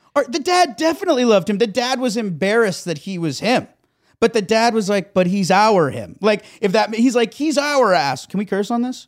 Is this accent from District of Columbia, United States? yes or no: no; South Florida, United States; moved away; I come from South Florida.